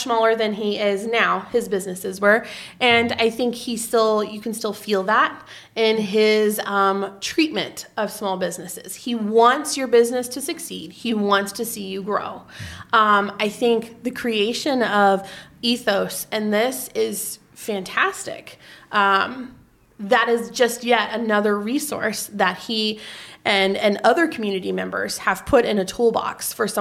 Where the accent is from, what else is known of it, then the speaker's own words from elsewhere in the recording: Vienna, Illinois, United States; now in Marion, United States; I was raised in Vienna